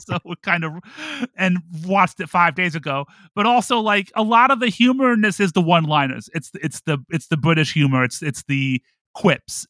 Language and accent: English; Toledo, Ohio, United States; I grew up in Toledo, Ohio